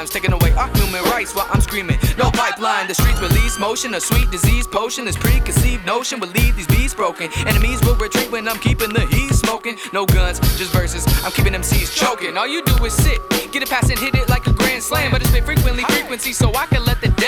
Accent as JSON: {"language": "English", "town": "Spokane", "region": "Washington", "country": "United States", "said": "I'm from Spokane, Washington"}